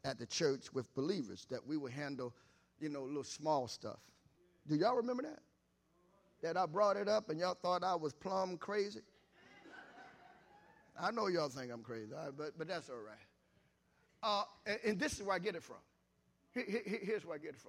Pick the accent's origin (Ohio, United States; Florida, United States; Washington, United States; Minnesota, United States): Ohio, United States; Columbus; moved away; I'm from Columbus, Ohio initially, so I hung out on the campus of Ohio State.